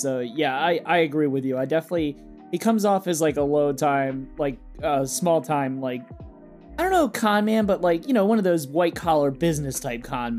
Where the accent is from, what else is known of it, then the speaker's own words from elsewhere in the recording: Baltimore, Maryland, United States; I'm not from Chicago. I'm from Baltimore, which is a much smaller city.